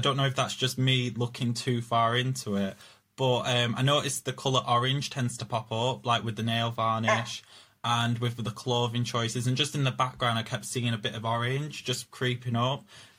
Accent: Preston, North West England, United Kingdom; People say I sound like I'm from Yorkshire, but I'm not. I'm just from Preston.

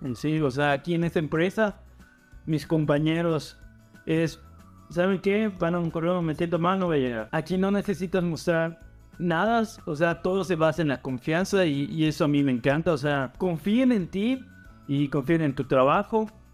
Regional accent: Mexico; moved away as an adult; now in Canada; yo soy de México

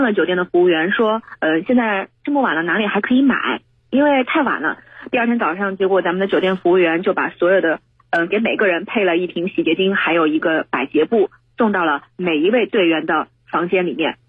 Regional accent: Jiangsu, China; 比如说咱们这个江苏人可能不太能吃辣，喜欢吃清淡一点

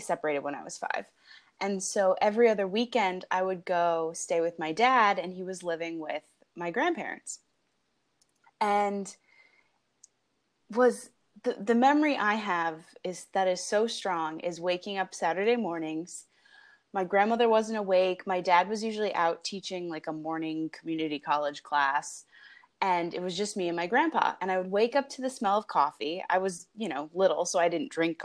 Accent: New Jersey, United States; now in Los Angeles, United States; I am from New Jersey.

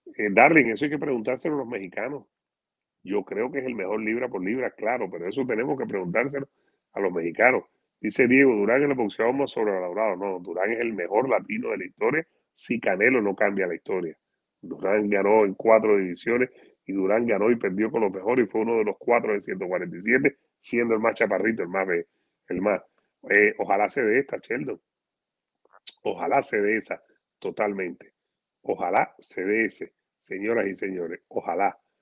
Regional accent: Cuba; moved away

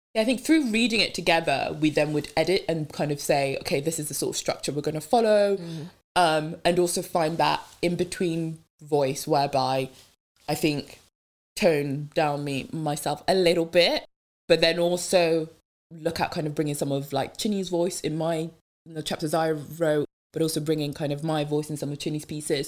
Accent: Devon, South West England, United Kingdom; first language French; English is a second language; moved away; I went back um, to my hometown in Devon

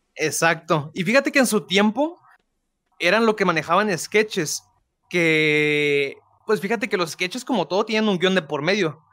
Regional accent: Guadalupe, Nuevo León, Mexico; soy nacido en Guadalupe, Nuevo León, México. Este, toda mi vida de aquí y yo creo que para siempre, ¿eh?

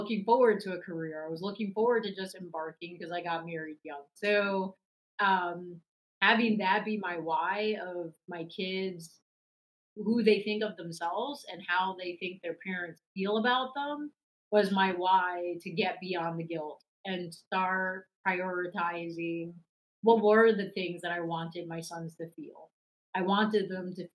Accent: New York City, New York, United States; now in Charlotte, United States; I grew up in New York City

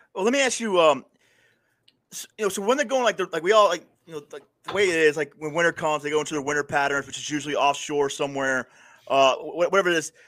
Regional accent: Panama City, Florida, United States; now in upstate New York, United States; I grew up in Panama City, Florida

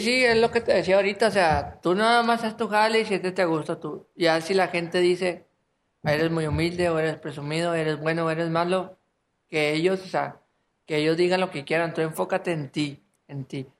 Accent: Apodaca, Nuevo León, Mexico; soy de Apodaca

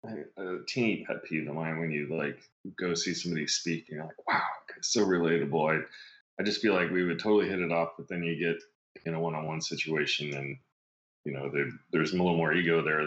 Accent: Ireland; I'm Irish

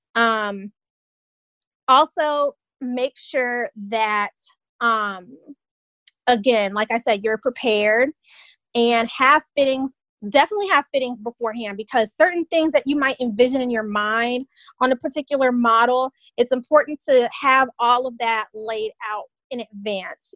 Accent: Tallahassee, Florida, United States; one of the best HBCUs in the land happens to be in my hometown

